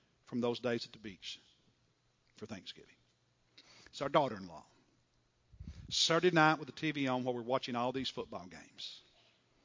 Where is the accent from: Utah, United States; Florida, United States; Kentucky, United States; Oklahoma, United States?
Kentucky, United States; I'm from Kentucky.